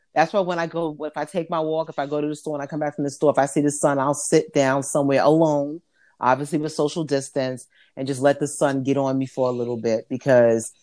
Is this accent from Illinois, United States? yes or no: no; New York, United States; I'm from New York